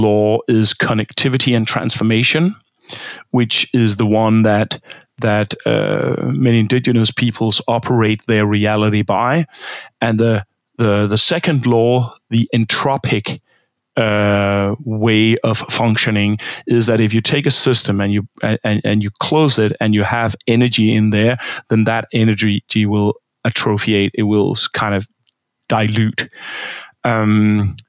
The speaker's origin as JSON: {"language": "English", "country": "Denmark", "tie": "born or raised there", "said": "I'm from Denmark. I grew up in Denmark. I grew up in a pig farm."}